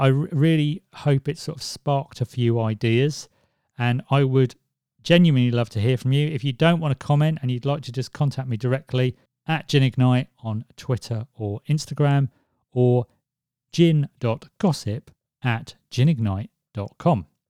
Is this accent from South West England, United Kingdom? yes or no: no; Swansea, Wales, United Kingdom; where I was born in Swansea